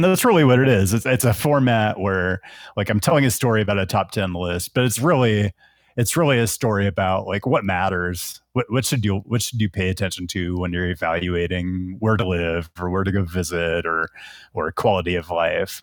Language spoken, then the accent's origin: English; Seattle, Washington, United States; moved away as an adult; also born or lived in Portland, Oregon; now in Las Vegas, United States; I'm originally from Seattle, and that's where my whole family is.